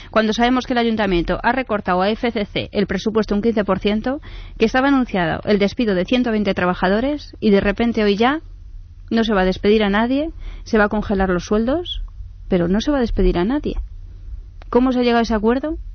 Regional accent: Madrid, Community of Madrid, Spain; Yo quisiera que me dijeran cuánto me va a costar a mí como madrileña

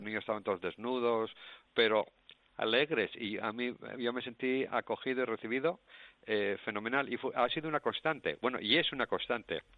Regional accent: Asturias, Spain; moved away as an adult; now in Cambodia; yo nací en Asturias y mis raíces asturianas las llevo a Camboya también

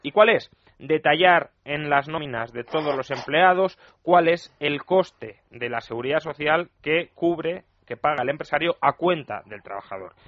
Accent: Spain

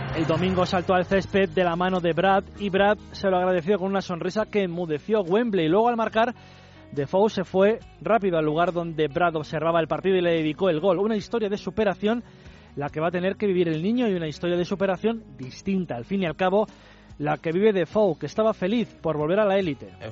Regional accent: Argentina; soy argentino

